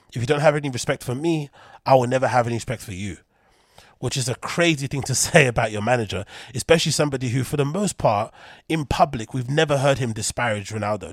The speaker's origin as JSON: {"language": "English", "region": "London", "country": "United Kingdom", "tie": "born or raised there", "said": "in London, my hometown"}